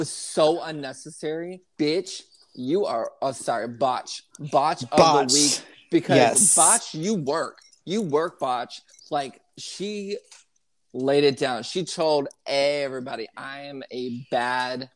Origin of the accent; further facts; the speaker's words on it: Houston, Texas, United States; Houston, which is my hometown